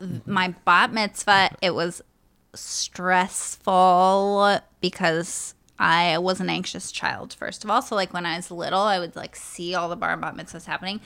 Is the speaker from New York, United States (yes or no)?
yes; New York City, New York, United States; I come from New York City.